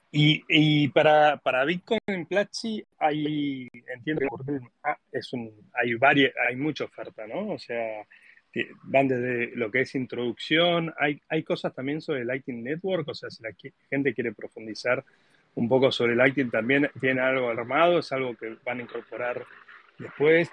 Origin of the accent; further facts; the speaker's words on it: Argentina; Yo, yo como argentino